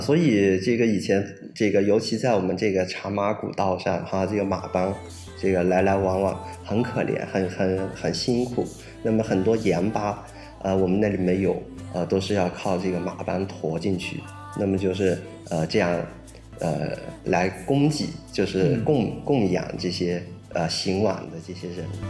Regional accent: Pu'er, Yunnan, China; also born or lived in France; now in Beijing, China; 我是完全是从热带雨林走出来的这样的一个人。啊，我的家乡是在普洱，在云南的普洱。呃，有一部分是在北回归线上

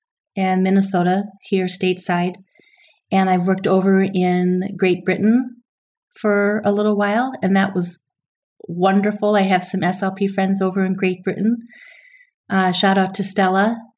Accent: Japan; born there; first language ja; I was born on a naval base in Japan, so I have special ties to Japan. My first language, I always say, was Japanese because I had a nanny who taught me Japanese

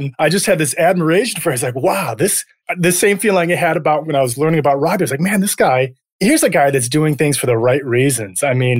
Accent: Detroit, Michigan, United States; also born or lived in Akron, Ohio / Marine City, Michigan / Dedham, Massachusetts; So I was actually born in Akron, Ohio, but then I was raised in Detroit.

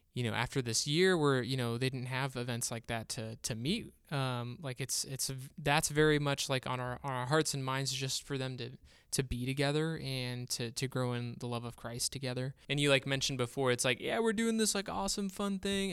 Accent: Bakersfield, California, United States; moved away as an adult; we're from Bakersfield, California, born and raised there.

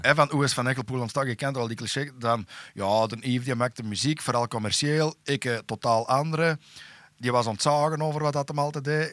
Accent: Turnhout, Flanders, Belgium; bij ons in Tarp

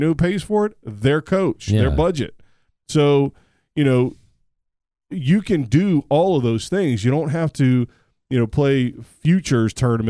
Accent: United States; As an American, and we're the best at it.

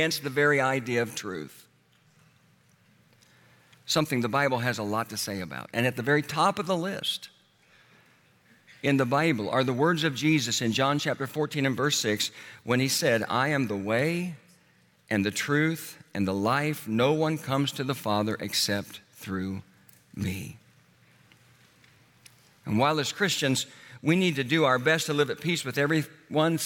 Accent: Oklahoma, United States; I grew up in Oklahoma

